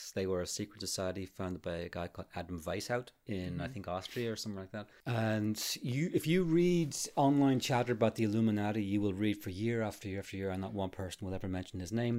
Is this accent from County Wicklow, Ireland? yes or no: yes; Arklow, County Wicklow, Ireland; There used to be a lodge in my hometown, Arklow, right across Ferrybank.